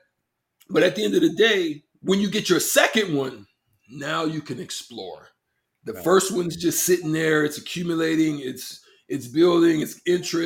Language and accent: English; Nebraska, United States; I came from Nebraska as a young man.